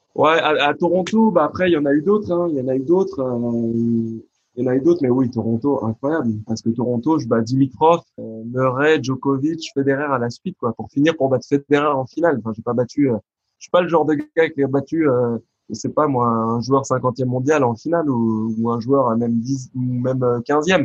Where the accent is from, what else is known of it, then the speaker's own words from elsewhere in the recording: France; un garçon comme moi, bah, né en France, euh, français, de culture française, 100% presque